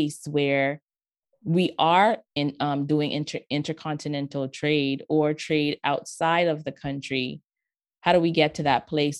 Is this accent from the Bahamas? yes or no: yes; Bahamas; I grew up in the Bahamas